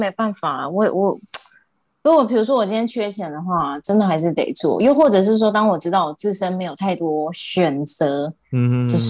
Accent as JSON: {"language": "Chinese", "country": "Taiwan", "said": "就是我们台对我们台湾人很多会到澳洲去打工留学"}